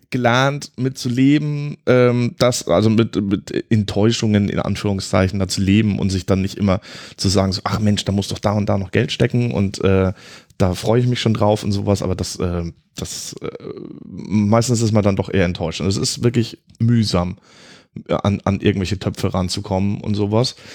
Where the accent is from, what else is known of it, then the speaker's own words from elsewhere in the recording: Southern Germany, Germany; ich komme ja ursprünglich aus Süddeutschland. Ähm, konnte auch ganz lange mit Grünkohl gar nicht so viel anfangen